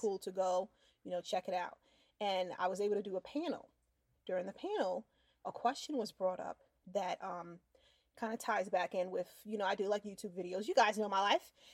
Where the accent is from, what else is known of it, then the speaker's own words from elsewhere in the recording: New York, United States; now in Florida, United States; growing up in New York